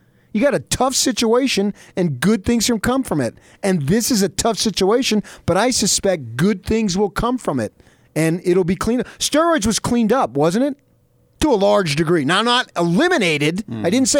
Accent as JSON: {"language": "English", "region": "New Jersey", "country": "United States", "tie": "born or raised there", "moved": "yes", "said": "I grew up in Jersey."}